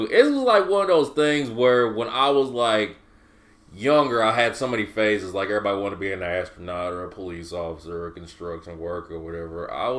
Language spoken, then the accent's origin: English; Mayfield, Kentucky, United States; now in Bowling Green, United States; on Facebook, if that counts for anything. I'm a Bowling Green rapper, but I'm originally from Mayfield, Kentucky, far west Kentucky.